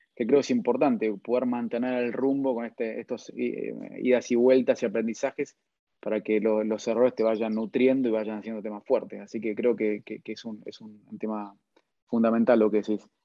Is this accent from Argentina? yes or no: yes; Argentina; primero como argentino, después como sudamericano